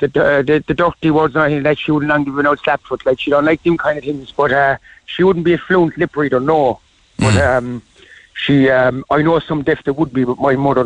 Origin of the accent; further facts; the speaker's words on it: Ireland; I'm an Irish man, proud Irish man